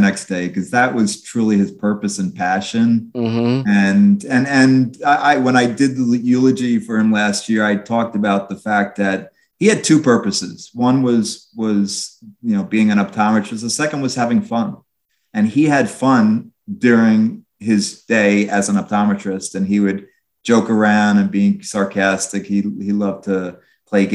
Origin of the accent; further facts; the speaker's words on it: Long Island, New York, United States; I grew up on Long Island